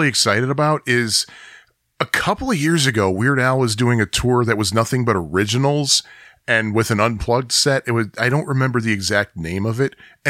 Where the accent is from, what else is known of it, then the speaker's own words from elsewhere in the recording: Great Lakes, United States; accent: Great Lakes; also born or lived in New Jersey; living pap in New Jersey for those 8 years kind of mellowed my Great Lakes accent a little bit.